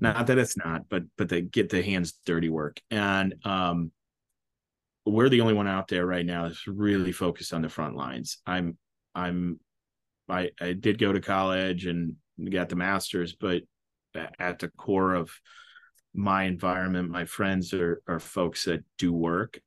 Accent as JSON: {"language": "English", "area": "Mahomet", "region": "Illinois", "country": "United States", "said": "I'm from Muhammad, Illinois"}